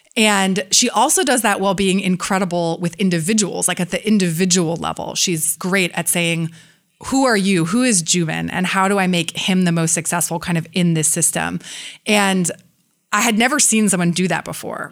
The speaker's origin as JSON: {"language": "English", "town": "San Francisco", "region": "California", "country": "United States", "tie": "born or raised there", "said": "close friends that I grew up with in San Francisco"}